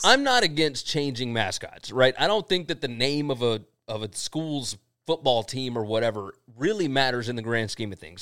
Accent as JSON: {"language": "English", "region": "Mississippi", "country": "United States", "said": "we're from Mississippi"}